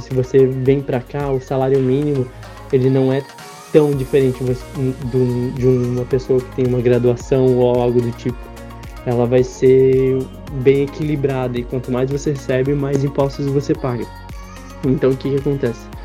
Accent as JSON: {"language": "Portuguese", "town": "Piraquara", "region": "Paraná", "country": "Brazil", "tie": "born or raised there", "also_born_or_lived": "Curitiba", "moved": "as an adult", "lives_now": "Ireland", "said": "nascido em Curitiba, mas morei a minha vida inteira em Piraquara"}